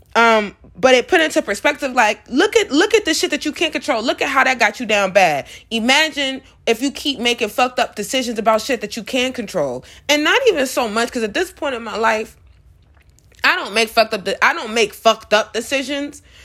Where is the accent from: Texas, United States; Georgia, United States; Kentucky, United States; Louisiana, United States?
Georgia, United States; Atlanta; I'm from Atlanta